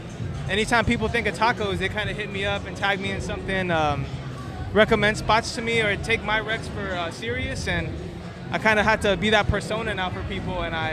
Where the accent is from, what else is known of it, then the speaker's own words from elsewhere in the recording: Houston, Texas, United States; I'm from Houston